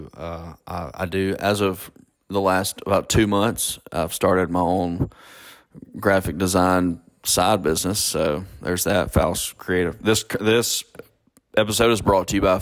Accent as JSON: {"language": "English", "town": "Ackerman", "region": "Mississippi", "country": "United States", "tie": "born or raised there", "said": "we grew up there"}